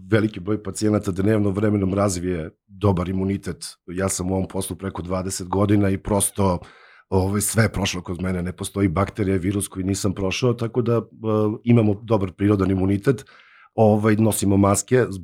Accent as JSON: {"language": "Croatian", "country": "Serbia"}